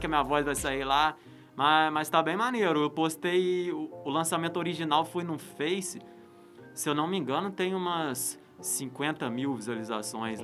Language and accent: Portuguese; Resende, Rio de Janeiro, Brazil; Eu sou de Resende